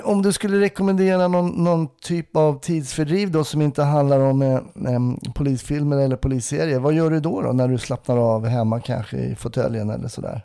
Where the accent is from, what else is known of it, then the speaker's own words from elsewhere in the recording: Stockholm, Stockholm County, Sweden; Det som stockholmare